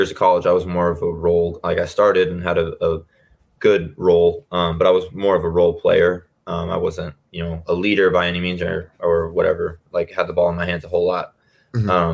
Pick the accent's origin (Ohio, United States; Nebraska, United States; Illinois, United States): Nebraska, United States; Lincoln; I grew up in Lincoln